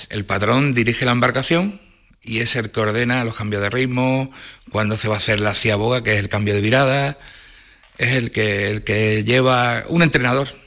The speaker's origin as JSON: {"language": "Spanish", "town": "La Cala del Moral", "region": "Andalusia", "country": "Spain", "said": "o en este caso yo que soy de la Cala del Moral, cuando eres pequeño y, ves la tradición que hay ahí"}